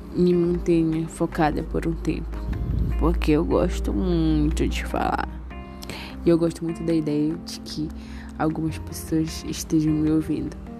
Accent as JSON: {"language": "Portuguese", "town": "Macapá", "region": "Amapá", "country": "Brazil", "said": "sou de Macapá e moro em Macapá."}